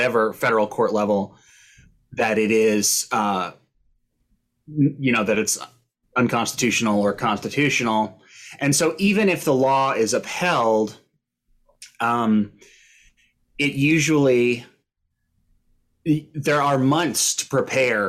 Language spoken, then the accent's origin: English; Austin, Texas, United States; moved away; I'm from Austin